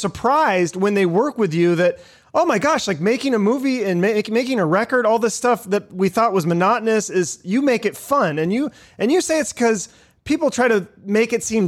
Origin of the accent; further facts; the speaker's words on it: Arizona, United States; Wilcox, Arizona, in my home state